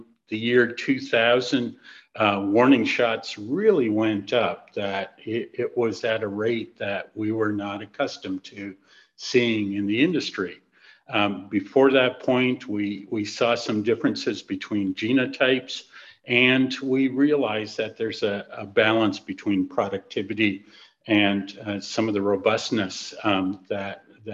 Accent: Southern Ontario, Canada; moved away as an adult; also born or lived in Shakespeare, Ontario / North Carolina; now in Minnesota, United States; I grew up in Southern Ontario on a hog farm

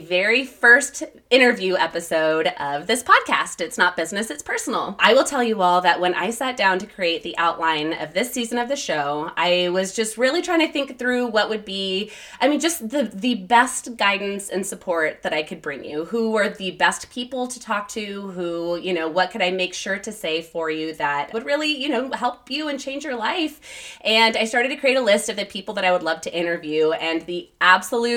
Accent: El Paso, Texas, United States; now in California, United States; You and I grew up together, actually. We're both from El Paso, Texas.

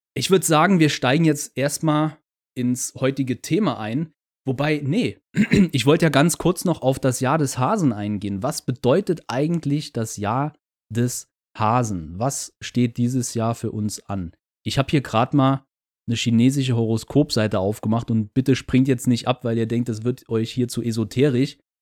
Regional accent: Germany; Als Deutscher

